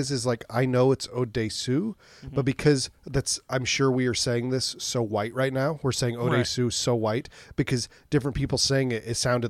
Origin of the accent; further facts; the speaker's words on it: United States; Because I'm American.